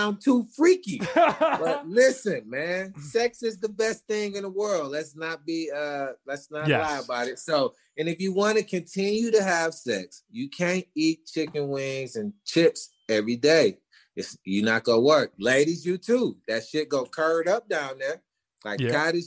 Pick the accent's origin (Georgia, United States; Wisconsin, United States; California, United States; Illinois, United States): Wisconsin, United States; Milwaukee; moved away as an adult; now in Arizona, United States; I'm from Milwaukee